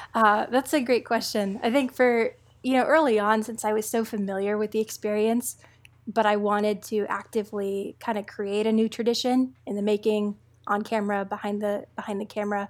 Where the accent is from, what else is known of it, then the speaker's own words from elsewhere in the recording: East Coast, United States; also born or lived in South Texas border; I'm somebody who was born along the South Texas border. I grew up on the East Coast